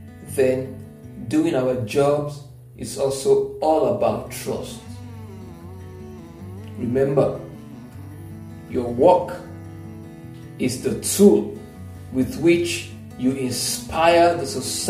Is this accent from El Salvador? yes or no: no; Nigeria; I'm a Nigerian